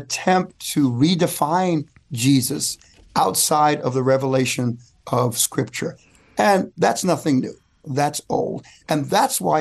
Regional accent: New York City, New York, United States; When I was growing up in Bedford Stuyvesant in Brooklyn, we gravitated to Malcolm because of strength.

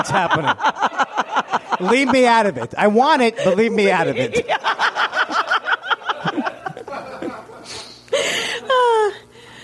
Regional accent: New York City, New York, United States; I grew up in Queens where everybody was, hey, who wants pastrami? That's where I came from

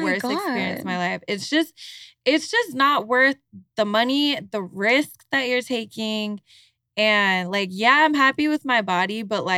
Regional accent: Utah, United States; moved away; We're all from Utah. We all grew up Mormon.

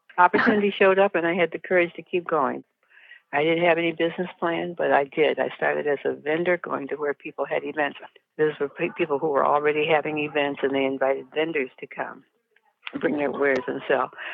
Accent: Detroit, Michigan, United States; I live in Detroit. I was born in Detroit.

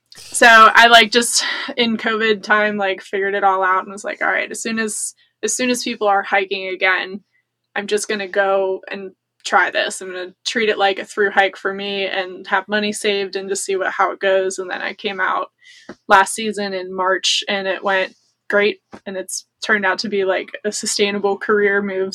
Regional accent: United States; I grew up near the Appalachian Trail

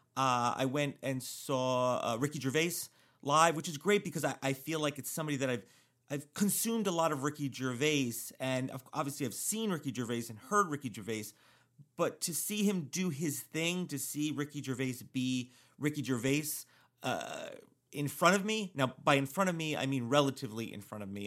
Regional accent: New Jersey, United States; which is my hometown

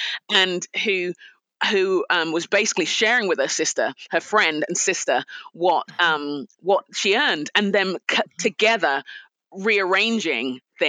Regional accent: Nigeria; also born or lived in United Kingdom; You know, I'm a Nigerian. Yes. We respect our elders. It's what we do. I'm a Brit.

